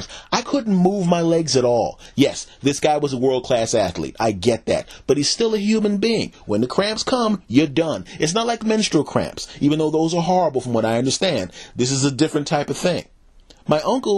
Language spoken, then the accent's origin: English; Philadelphia, Pennsylvania, United States; I was raised in Philadelphia